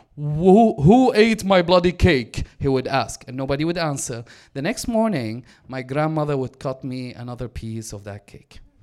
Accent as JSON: {"language": "English", "town": "Damascus", "region": "Damascus Governorate", "country": "Syria", "tie": "born or raised there", "moved": "yes", "lives_now": "Vancouver, Canada", "said": "I was born and raised in Damascus."}